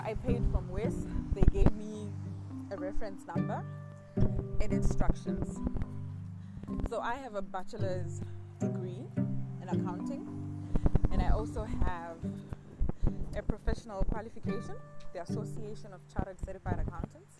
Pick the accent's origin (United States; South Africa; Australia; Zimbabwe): Zimbabwe; English is a second language; moved away as an adult; now in Canada; The way I learned English in Zimbabwe, I learned it from speaking, writing, and reading.